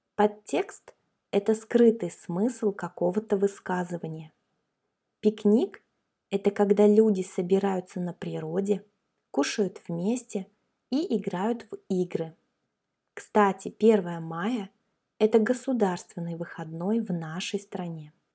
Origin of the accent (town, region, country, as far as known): Russia